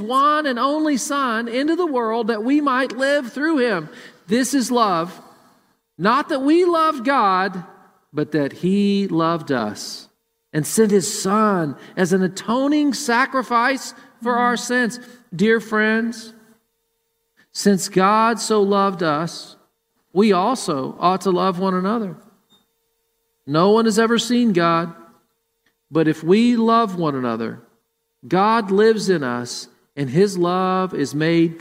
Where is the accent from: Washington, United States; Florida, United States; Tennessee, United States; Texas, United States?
Tennessee, United States; Murfreesboro; born or raised there; now in Columbus, United States